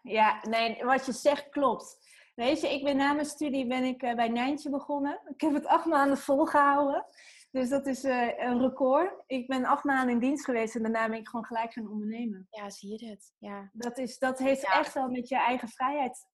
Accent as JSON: {"language": "Dutch", "town": "Heemskerk", "region": "North Holland", "country": "Netherlands", "tie": "born or raised there", "also_born_or_lived": "Beverwijk", "moved": "as an adult", "said": "Ik ben in Beverwijk geboren. En in Heemskerk eh, ben ik opgegroeid."}